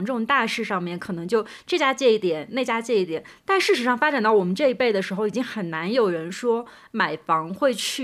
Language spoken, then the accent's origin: Chinese; Suzhou, Jiangsu, China; also born or lived in Shanghai; 我之前在从别的城市回到上海，包括从上海再次回到苏州的时候